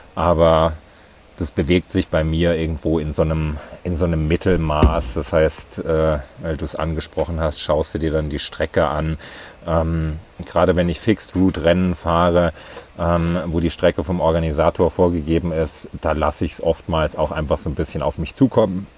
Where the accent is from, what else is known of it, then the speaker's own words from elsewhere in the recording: near Ilmenau, Thuringia, Germany; moved away as an adult; also born or lived in Leipzig / Berlin; Ich bin in, äh, in Thüringen aufgewachsen, ähm, in der Nähe von Ilmenau.